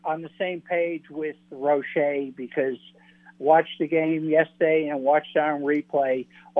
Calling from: Cape Cod, Massachusetts, United States; Hey, it's … from Cape Cod.

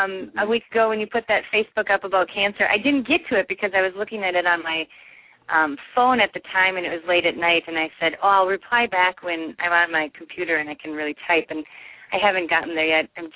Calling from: Mankato, Minnesota, United States; I'm calling from Mankato, Minnesota.

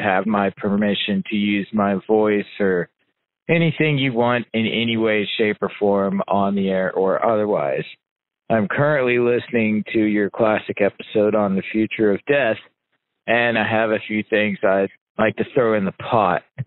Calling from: Indianapolis, Indiana, United States; I'm calling you from Indianapolis, Indiana.

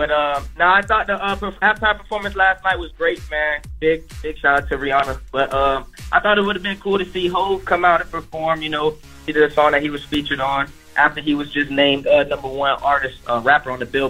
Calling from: Homestead, Florida, United States; I'm calling from Homestead, Florida.

